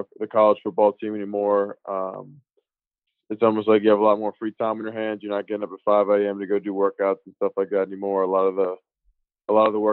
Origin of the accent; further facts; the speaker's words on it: Richmond, Virginia, United States; I'm from the Richmond, metro area, kind of that area, like Patrick Henry High School